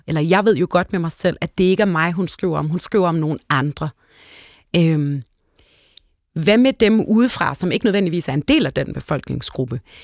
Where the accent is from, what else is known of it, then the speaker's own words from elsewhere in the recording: Hellerup, Capital Region of Denmark, Denmark; jeg voksede op ude i Hellerup